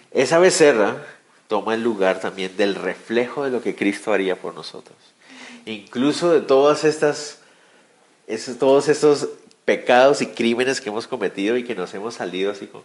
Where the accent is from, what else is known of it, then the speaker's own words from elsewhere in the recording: Guatemala; No, yo también soy de esos guatemaltecos. Y, ese y todos nosotros aquí en Guatemala